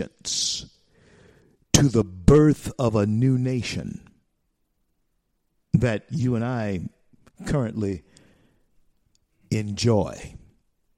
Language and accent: English; Shreveport, Louisiana, United States; my hometown of Shreveport, Louisiana